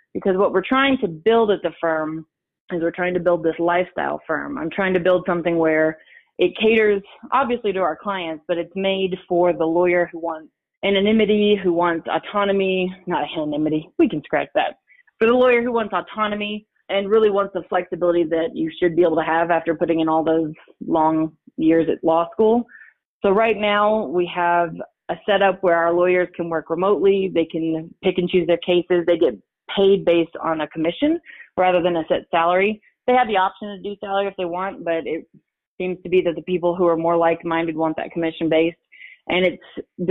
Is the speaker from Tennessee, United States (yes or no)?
yes; Tennessee, United States; moved away as an adult; also born or lived in Denver; now in Colorado Springs, United States; I'm originally from Tennessee